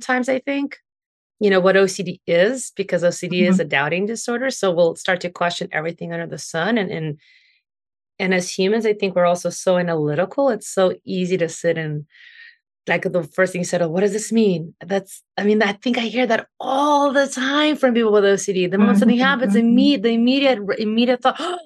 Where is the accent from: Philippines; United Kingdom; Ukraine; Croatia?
Ukraine; now in United States; growing up in Ukraine, and then we came here